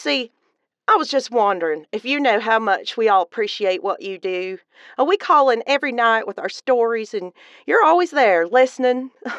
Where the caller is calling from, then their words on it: Charleston, South Carolina, United States; I'm calling from Charleston, the most beautiful city in all South Carolina.